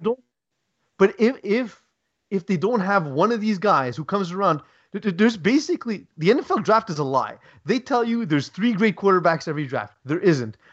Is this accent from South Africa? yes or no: no; Canada; as a Canadian